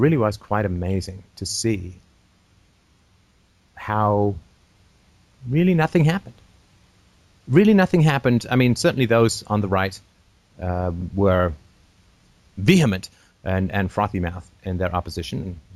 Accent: England, United Kingdom; I grew up in England

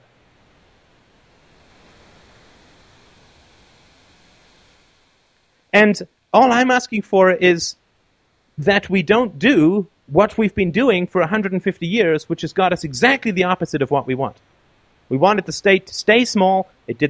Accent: England, United Kingdom; now in Canada; I grew up in England, not too far from you.

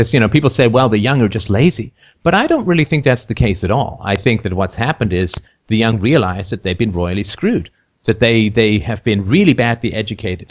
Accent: London, United Kingdom; also born or lived in Athlone, Ireland / near Toronto, Canada; now in Toronto, Canada; I lived in, in London for my, my child, most of my childhood

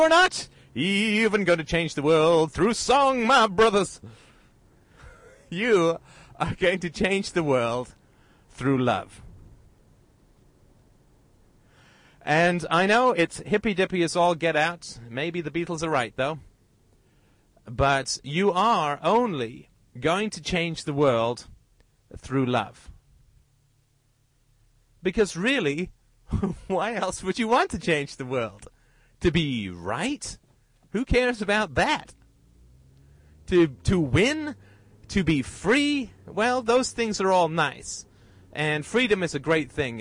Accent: United Kingdom; I'm British

